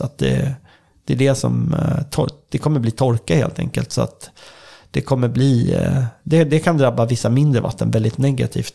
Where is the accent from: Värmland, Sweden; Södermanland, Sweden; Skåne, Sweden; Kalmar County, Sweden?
Södermanland, Sweden; jag kommer ju från eh, Sörmland då, och här är väldigt många sjöar